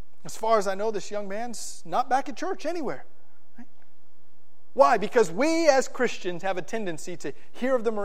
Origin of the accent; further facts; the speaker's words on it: South Florida, United States; where I grew up in South Florida